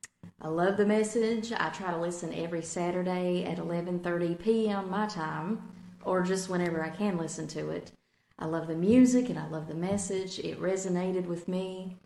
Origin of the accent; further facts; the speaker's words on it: Blue Ridge Mountains of Virginia, United States; now in Germany; I am originally from the Blue Ridge Mountains of Virginia and now live in Germany, far, far away.